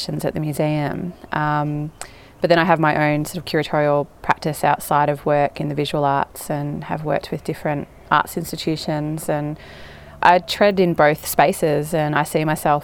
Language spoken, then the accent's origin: English; Shepparton, Victoria, Australia; I grew up in Shepparton